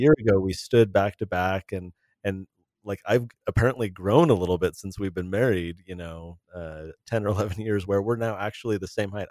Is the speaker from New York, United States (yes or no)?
no; California, United States; growing up in California in the eighties and nineties